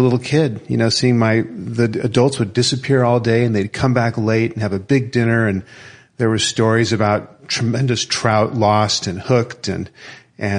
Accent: Portland, Oregon, United States; I was born in Portland, Oregon

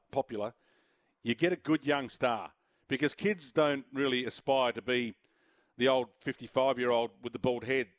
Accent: Australia; All of us Australians

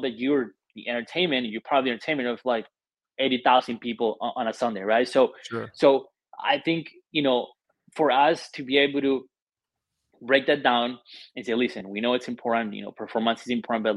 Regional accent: Colombia; also born or lived in Argentina / Germany; now in Buffalo, United States; I was born and raised in Colombia

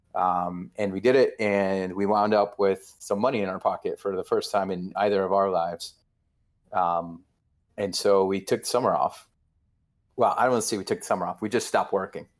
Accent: New York, United States; now in New York City, United States; I've lived here for twenty-six years, um, and I grew up right outside of New York

